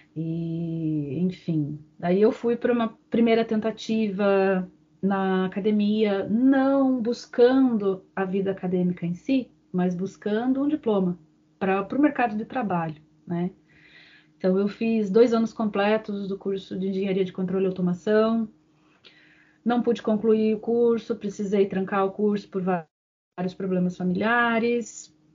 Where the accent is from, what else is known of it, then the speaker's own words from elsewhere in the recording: Curitiba, Paraná, Brazil; eu sou natural de Curitiba